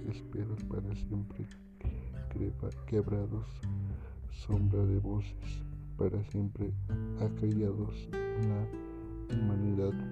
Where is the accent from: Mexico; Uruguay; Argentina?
Mexico; Soy de la comunidad de Santa María del Huapan.